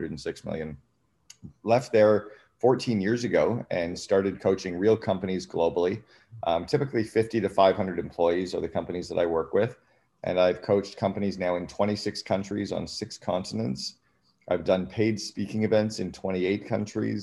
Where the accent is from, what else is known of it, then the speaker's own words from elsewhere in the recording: Sudbury, Ontario, Canada; I grew up in Northern Ontario in Canada in a place called Sudbury